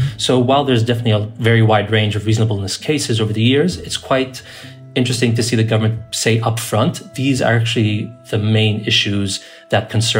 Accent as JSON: {"language": "English", "country": "Israel", "also_born_or_lived": "Haifa", "said": "I'm a Palestinian citizen of Israel and a senior editor at 972 magazine, and I'm calling in from Haifa."}